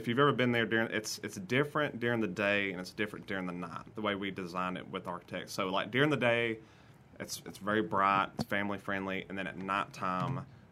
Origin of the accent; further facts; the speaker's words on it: Corner, Alabama, United States; in Corner growing up, it's 40 minutes to Hoover